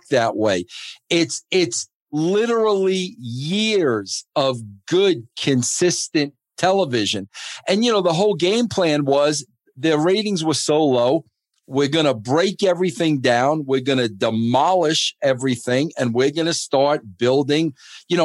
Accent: New York, United States; now in Thornton, Colorado, United States; growing up in New York

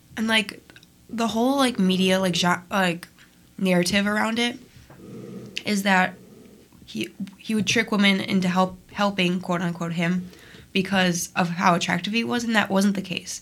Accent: Niles, Illinois, United States; I'm from Niles, which is the mm-hmm. next town over

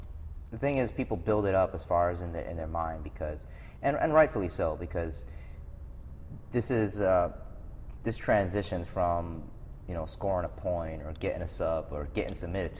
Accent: New York City, New York, United States; I grew up in New York City in the South Bronx. It's probably, pretty rough area as far as New York City goes.

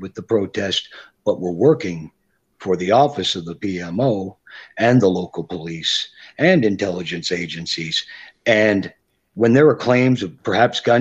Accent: Canada; I'm a Canadian

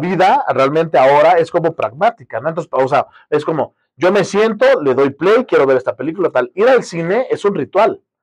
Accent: Guerrero, Mexico; Yo soy del estado de Guerrero

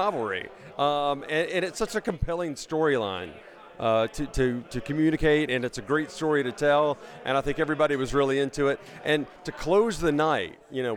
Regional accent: Memphis, Tennessee, United States; I grew up in Memphis

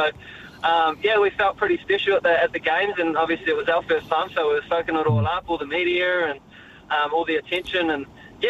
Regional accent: Raglan, Waikato, New Zealand; Growing up in Raglan, I obviously go left quite often

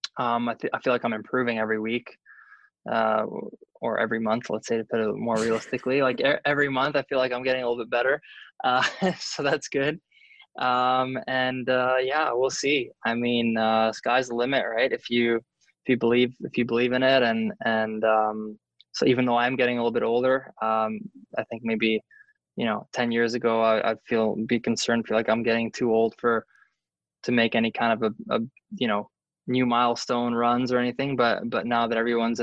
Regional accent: Canada; as a Canadian

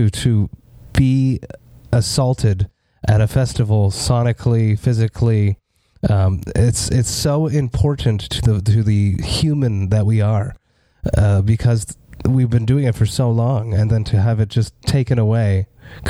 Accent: Montreal, Quebec, Canada; my hometown of Montreal

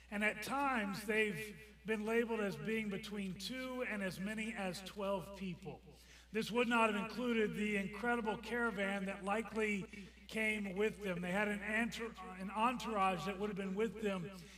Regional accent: Washington, District of Columbia, United States; Growing up in the Washington, D.C. area, as a kid

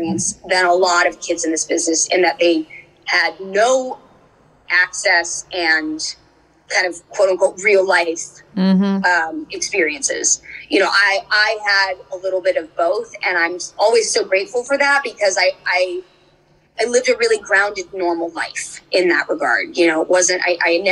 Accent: Orange County, California, United States; I grew up in Orange County

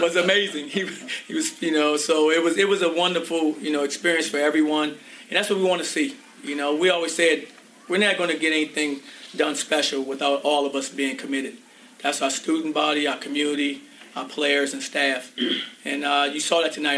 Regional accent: Orlando, Florida, United States; I'm from Orlando and I love it here.

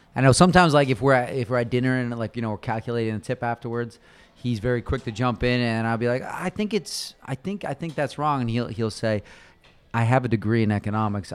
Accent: Toronto, Ontario, Canada; moved away as an adult; now in Austin, United States; we grew up in Toronto

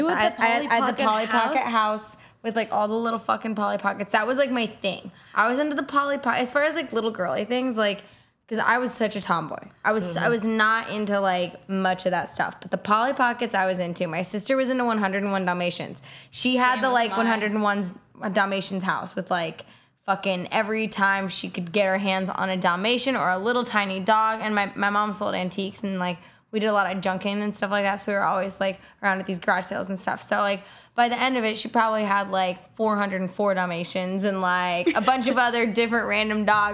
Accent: Indiana, United States; Middle of nowhere, Indiana. My driveway is 5/8 of a mile long.

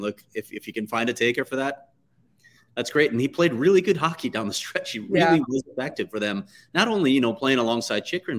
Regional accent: Chicago, Illinois, United States; as most people know by now, I grew up in Chicago.

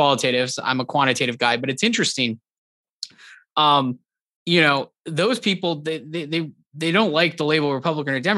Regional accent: Southern California, United States; I grew up in Southern California and spent all my life there

